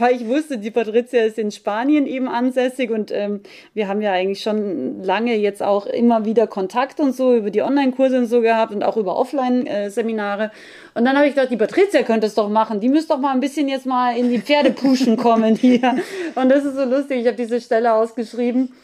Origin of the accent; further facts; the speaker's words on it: Austria; als Österreicherin